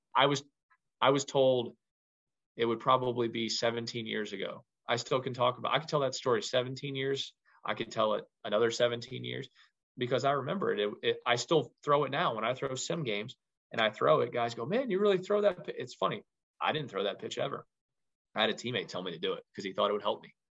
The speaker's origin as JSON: {"language": "English", "town": "Louisville", "region": "Kentucky", "country": "United States", "tie": "born or raised there", "moved": "as an adult", "lives_now": "Troy, United States", "said": "I'm from Louisville, Kentucky. I went to Louisville Ballard High School"}